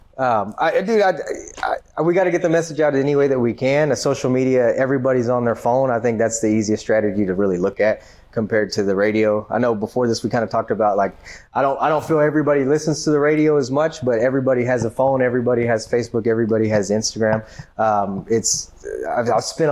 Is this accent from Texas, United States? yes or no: yes; Grand Prairie, Texas, United States; I'm from Grand Prairie. I went to South Grand Prairie High